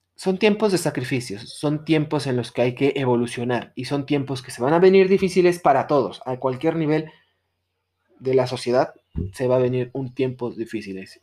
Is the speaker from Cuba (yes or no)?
no; Mexico; como sociedad mexicana